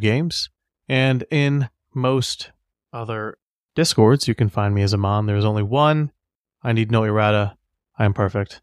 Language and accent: English; United States; as an American